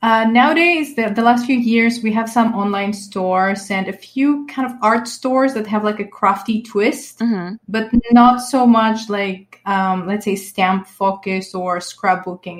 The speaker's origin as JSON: {"language": "English", "country": "Greece", "tie": "born or raised there", "said": "I am from Greece and I've been living here basically my whole life"}